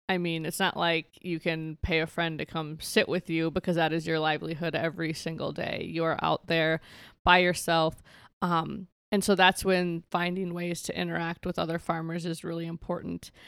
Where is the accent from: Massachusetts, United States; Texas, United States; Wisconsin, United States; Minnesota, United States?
Minnesota, United States; Benton; moved away as an adult; also born or lived in Escuintla, Guatemala; now in South Dakota, United States; I grew up on a farm just outside of, like, Benton, Minnesota